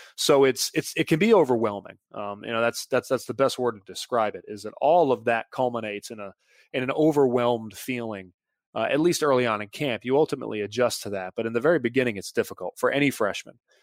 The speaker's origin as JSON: {"language": "English", "town": "Mint Hill", "region": "North Carolina", "country": "United States", "also_born_or_lived": "Charlotte", "said": "I was from Mint Hill, so I was two and a half hours from Chapel Hill"}